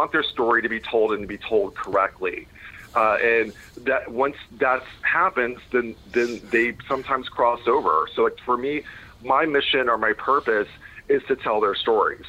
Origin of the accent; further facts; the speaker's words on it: Pensacola, Florida, United States; moved away as an adult; also born or lived in Chicago, Illinois / New York City; now in Massachusetts, United States; I actually grew up in Florida and Chicago. My parents divorced, so I was in Chicago until I was 7, and then I moved to Florida